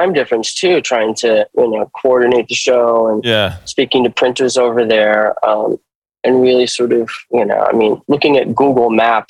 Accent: New York, United States; When I'm from New York, and you'd think like, oh, somebody in New York would want to show this stuff.

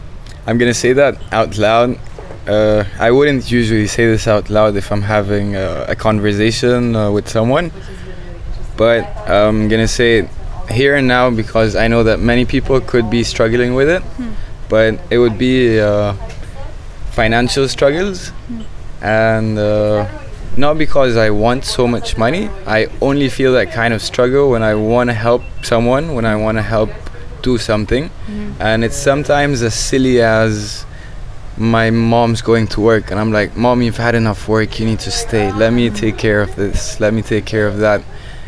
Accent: Egypt; also born or lived in Saudi Arabia / Bahrain / Malaysia / Indonesia; now in Cairo, Egypt; I would say that Egypt is my home country, not my home. And that's because I lived with my family, and I lived with myself and my friends in a few countries. Some of them like Saudi, Bahrain, and Malaysia, Indonesia

